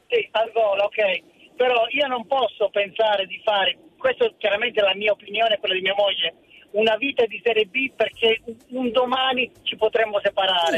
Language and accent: Italian; Sicily, Italy; also born or lived in Reggio Emilia; now in Bologna, Italy; io sono siciliano, sì. sono cresciuto in una famiglia dove mio papà lavorava, e mia mamma era casalinga. Poi ci siamo trasferiti a Reggio Emilia